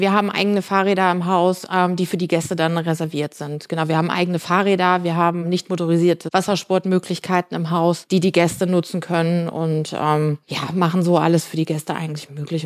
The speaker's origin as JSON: {"language": "German", "area": "Sauerland", "region": "North Rhine-Westphalia", "country": "Germany", "also_born_or_lived": "Munich", "moved": "as an adult", "lives_now": "Mauritius", "said": "Ich komme aus dem Sauerland, aus einem kleinen Ort im Sauerland"}